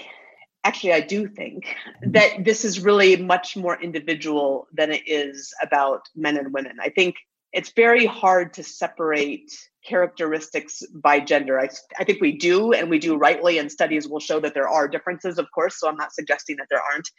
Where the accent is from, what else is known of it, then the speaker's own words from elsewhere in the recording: Alaska, United States; and I grew up in Alaska.